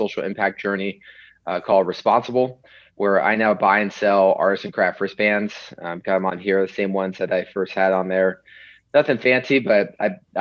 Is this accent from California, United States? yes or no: yes; Los Angeles, California, United States; moved away as an adult; also born or lived in Madison, Wisconsin; now in Chicago, United States; I'm originally from Los Angeles, California. Grew up in the Pacific Ocean